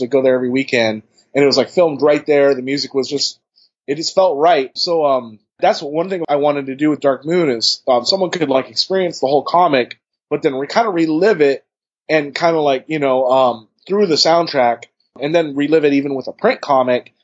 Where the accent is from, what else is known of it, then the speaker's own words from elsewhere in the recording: Bay Area, California, United States; I'm from the Bay Area